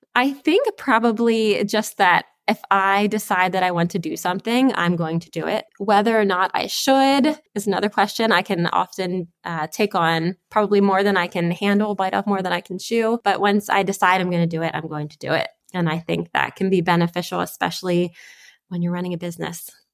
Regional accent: Spring Grove, Pennsylvania, United States; I am from, uh, Spring Grove, Pennsylvania. So that is South Central Pennsylvania

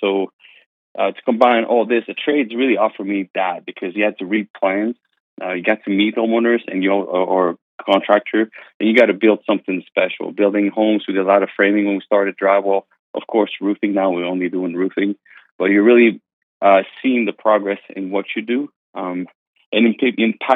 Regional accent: Canada; English is a second language; moved away as an adult; also born or lived in Pennsylvania; now in Myrtle Beach, United States; I'm French Canadian, so my English is I got a little bit of an accent as you're gonna hear. But I moved here in the United States when I was 18 years old to learn English first

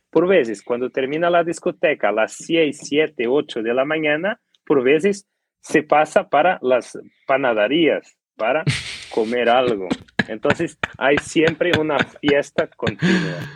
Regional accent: Portugal; Spanish is a second language; soy un orgulloso portugués

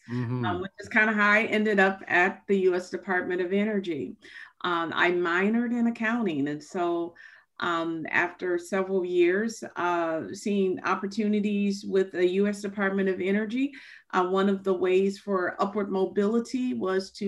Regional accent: outside of Chicago, Illinois, United States; moved away as an adult; also born or lived in Kentucky; when I came to Kentucky from Chicago. I grew up outside of Chicago.

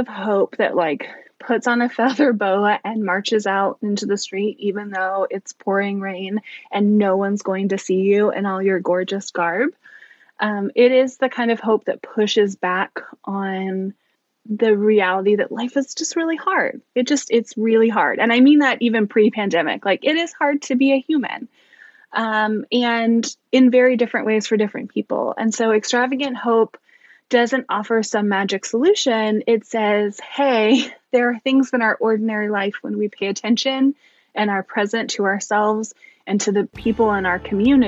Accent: East Coast, United States; moved away as an adult; now in Bellingham, United States; We're actually from the East Coast.

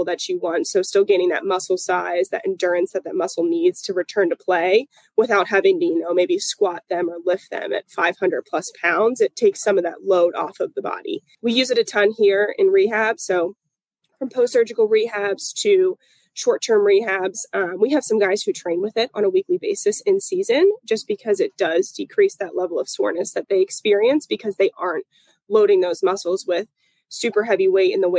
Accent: Pennsylvania, United States; moved away as an adult; also born or lived in Clemson, South Carolina / Buffalo, New York / Atlanta, Georgia; now in Jacksonville, United States; I'm originally from Pennsylvania.

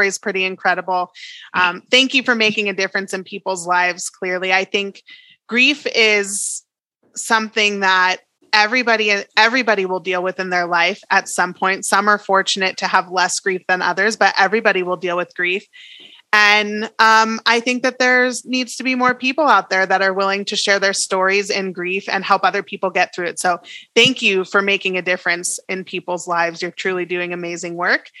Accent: New York, United States; now in Colorado, United States; I'm originally from New York, and when I moved to Colorado

